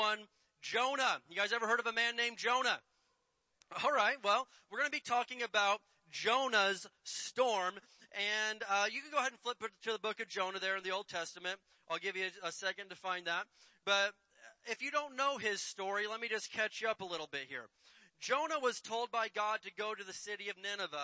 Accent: Indiana, United States; Where I grew up in Indiana, there was lots of tornadoes.

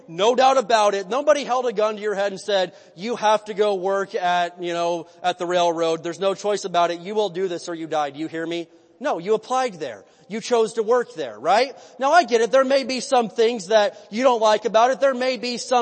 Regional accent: United States; I was born in America

